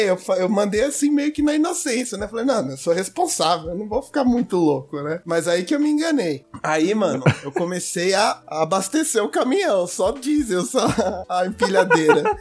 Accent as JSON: {"language": "Portuguese", "country": "Brazil", "said": "Mas a gente é brasileiro, cara, a gente não desiste."}